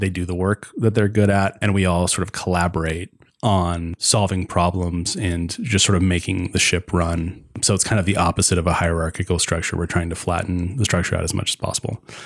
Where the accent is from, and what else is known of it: Spokane, Washington, United States; born or raised there